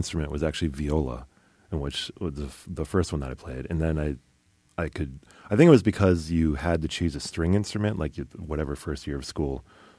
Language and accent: English; Connecticut, United States; In Connecticut.